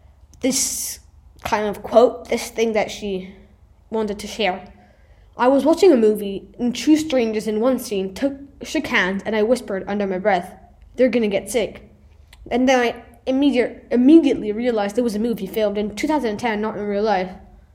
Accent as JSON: {"language": "English", "country": "Italy", "first_language": "Italian", "second_language": "English", "said": "both in my mother tongue, which is Italian, and in English."}